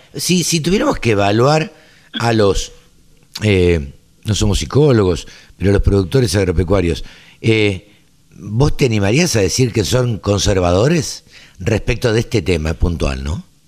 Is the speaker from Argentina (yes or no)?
yes; Maipú, Argentina; moved away as an adult; mi pueblo, a Maipú